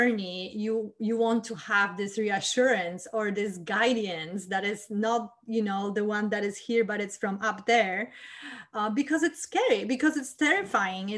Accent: Poland; moved away; I came from Poland, which is pretty strict and very down to earth country, and my both parents are engineers

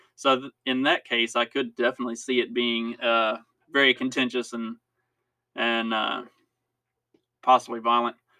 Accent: United States; as American citizens

